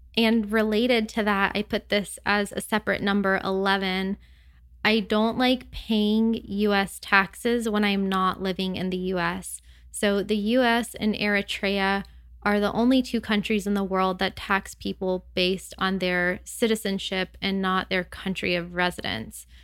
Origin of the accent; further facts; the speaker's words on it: United States; moved away as an adult; living abroad as an American